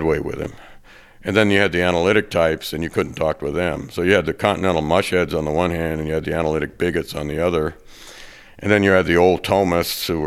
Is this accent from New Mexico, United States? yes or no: no; California, United States; now in Arizona, United States; I'm from the West. I'm from California